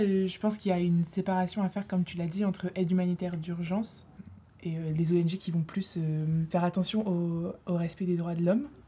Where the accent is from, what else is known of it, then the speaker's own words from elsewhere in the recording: Lille, Hauts-de-France, France; moved away; je suis en deuxième année ici à Sciences Po. Euh, je viens de Lille